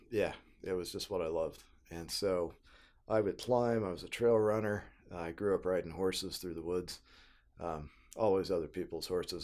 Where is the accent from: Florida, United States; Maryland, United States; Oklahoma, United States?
Oklahoma, United States; Tulsa; moved away as an adult; also born or lived in Missouri; I grew up in Tulsa, Oklahoma